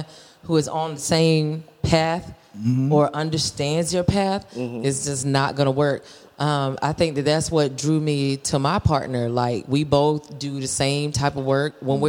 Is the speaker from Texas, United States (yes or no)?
no; Valdosta, Georgia, United States; I came from Valdosta, Georgia. That's where my grandmother, her roots are. And so every summer, every holiday, like Christmas and Easter break and stuff, we were in Valdosta.